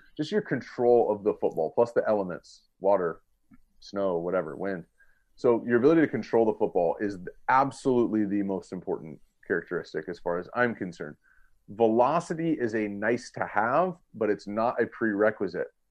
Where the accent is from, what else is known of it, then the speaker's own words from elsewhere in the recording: Southern California, United States; also born or lived in Cincinnati; I grew up in Southern California, and I live here now